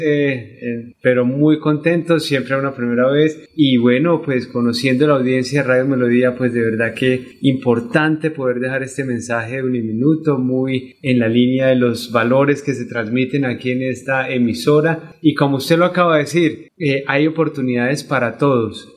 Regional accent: Bogotá, Colombia; moved away as an adult; also born or lived in Cúcuta, Norte de Santander, Colombia; yo vengo de, Bogotá en el año 2018, aunque nací en Cúcuta, pero todo el tiempo, digamos, que estuve, eh, digamos, en el centro del país

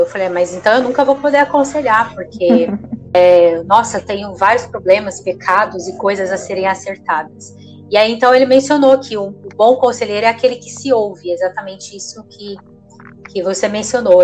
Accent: southern Minas Gerais, Brazil; moved away as an adult; now in São Bernardo do Campo, Brazil; Nós somos do sul de Minas Gerais e nós estamos aqui em São Bernardo cerca de 12 anos

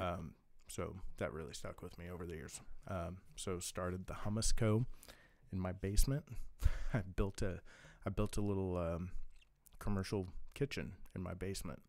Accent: Kansas City, Missouri, United States; moved away as an adult; also born or lived in Blue Valley; now in California, United States; I'm from Kansas City, born and raised

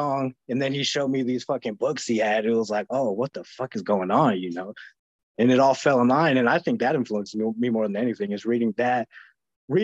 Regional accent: Flagstaff, Arizona, United States; growing up in Flagstaff

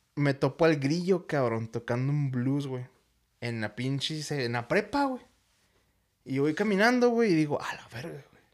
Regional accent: Ciudad Juárez, Chihuahua, Mexico; soy de Juárez y estoy acostumbrado a que la ciudad más cercana está a dos horas

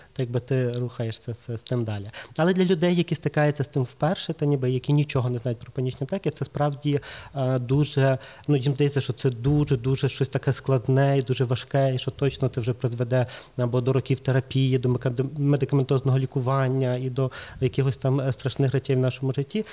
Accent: Lviv, Lviv Oblast, Ukraine; я з Львова

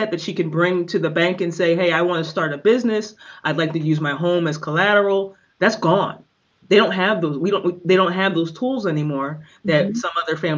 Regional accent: Philadelphia, Pennsylvania, United States; I grew up in South Philly

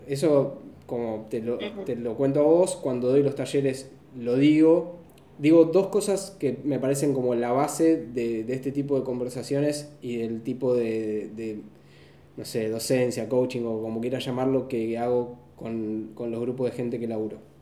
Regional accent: Argentina

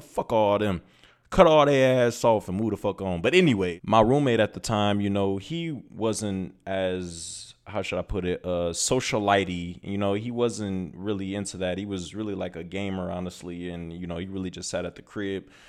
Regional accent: Toledo, Ohio, United States; moved away as an adult; also born or lived in Los Angeles, California; now in Phoenix, United States; I am from Toledo, Ohio, and I am currently in Phoenix, Arizona.

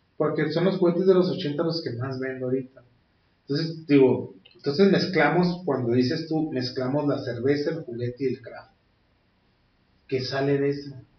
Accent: Tijuana, Baja California, Mexico; somos tijuanenses, californianos ante todo

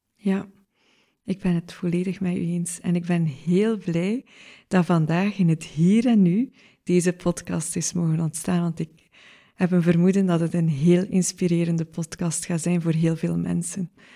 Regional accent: Oosterzele, Flanders, Belgium; we hebben op dezelfde school gezeten in Oosterzeelen

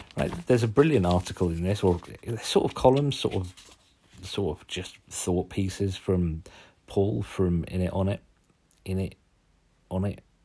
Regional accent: Suffolk, East of England, United Kingdom; accent: Suffolk; my strange Suffolk accent

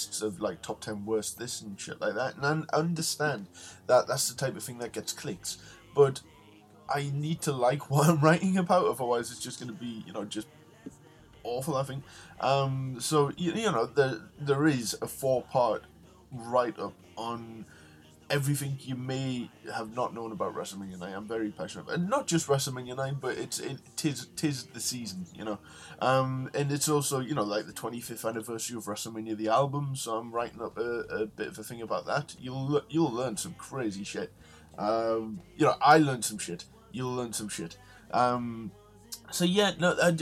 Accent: United Kingdom; I'm British

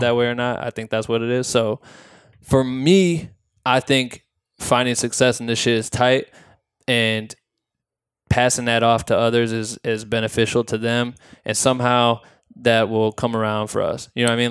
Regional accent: Iowa, United States; I grew up in Iowa

